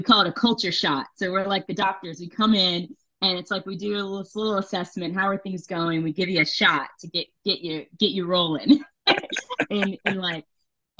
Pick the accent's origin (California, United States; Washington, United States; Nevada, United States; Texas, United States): Nevada, United States; Las Vegas; moved away as an adult; also born or lived in New York; I was born in New York, but I grew up in Las Vegas